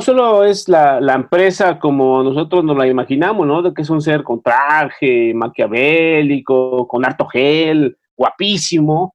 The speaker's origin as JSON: {"language": "Spanish", "country": "Mexico", "said": "como mexicanos"}